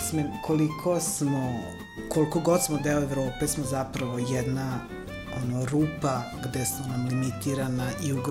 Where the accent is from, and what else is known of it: Novi Sad, Vojvodina, Serbia; born or raised there; also born or lived in Valjevo